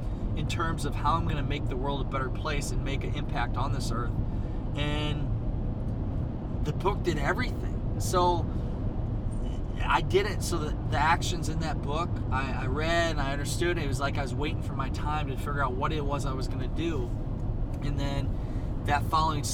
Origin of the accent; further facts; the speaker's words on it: Northeast Iowa, United States; I was from Northeast Iowa